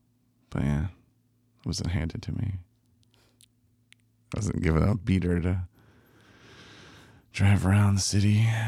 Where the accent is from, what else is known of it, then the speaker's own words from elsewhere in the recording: Coloma, Michigan, United States; I'm from Coloma. This is a poor little city. It's outside of Benton Harbor. It was a rough life growing up there.